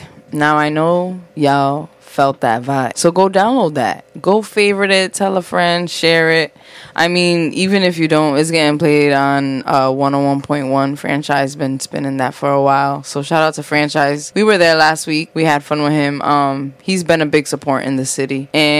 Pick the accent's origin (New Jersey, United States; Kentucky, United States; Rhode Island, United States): Rhode Island, United States; Providence; I thought you were gonna say, you know, it's just because like I'm from Prov and I'm lit.